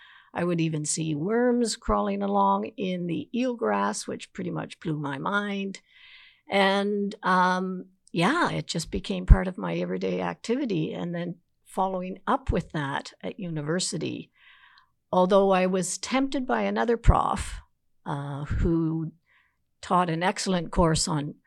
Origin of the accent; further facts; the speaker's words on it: the Maritimes, Canada; I guess I could say growing up on the East Coast, I was also fortunate enough to have a mother who was a teacher. So she had the summers off, and we spent our summers at a cottage on the Northumberland Strait.